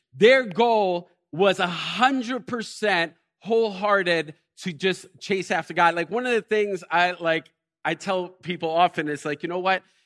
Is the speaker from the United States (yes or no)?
yes; Elizabeth, New Jersey, United States; I was born and raised in Elizabeth